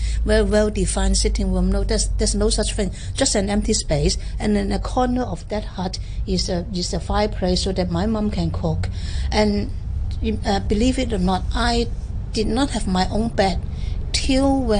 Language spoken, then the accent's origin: English; Hong Kong; I was born in Sha Kee Wan, being the youngest of the family.